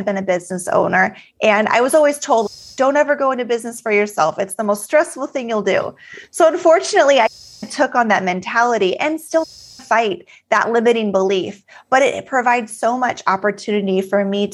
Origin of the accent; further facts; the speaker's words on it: Alaska, United States; moved away as an adult; now in Texas, United States; I was born and raised in Alaska, but moved to Texas